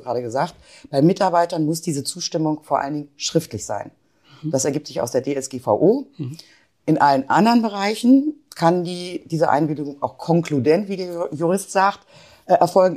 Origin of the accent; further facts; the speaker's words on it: Wolfsburg, Lower Saxony, Germany; moved away as an adult; also born or lived in Hanover / Münster; now in Bielefeld, Germany; In Hannover geboren, aufgewachsen in Wolfsburg, zu einem Randgebiet damals, ähm, studiert in Münster, 98 nach Bielefeld gekommen